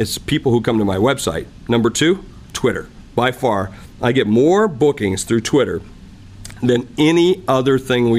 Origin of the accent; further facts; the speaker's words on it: South Dakota, United States; I'm just from South Dakota